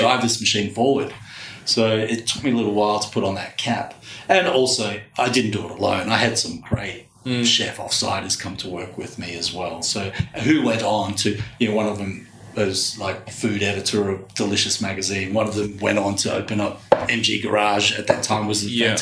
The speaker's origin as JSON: {"language": "English", "town": "Brisbane", "region": "Queensland", "country": "Australia", "tie": "born or raised there", "said": "when I grew up in Brisbane, and I can tell you, Matt, I went through a whole of high school with one Chinese girl, one"}